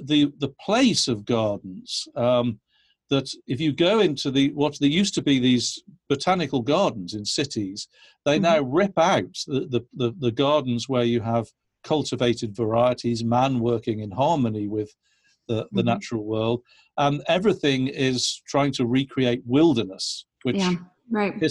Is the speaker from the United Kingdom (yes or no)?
yes; England, United Kingdom; now in United States; I come from England, right. where we have all right. of these flower gardens